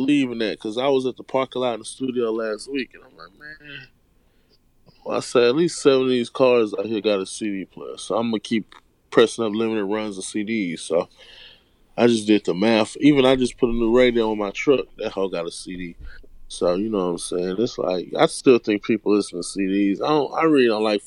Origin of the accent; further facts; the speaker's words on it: Houston, Texas, United States; I was born and raised in Houston. I was born and raised on the South Side.